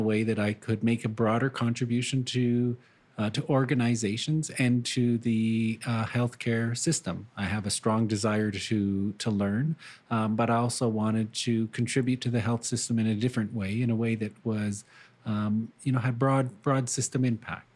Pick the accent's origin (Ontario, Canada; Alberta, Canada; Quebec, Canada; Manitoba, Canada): Ontario, Canada; Sudbury; moved away as an adult; also born or lived in Timmins, Ontario / Attawapiskat, Ontario; now in Brantford, Canada; I was born in Timmins and spent most of my life in Sudbury, Ontario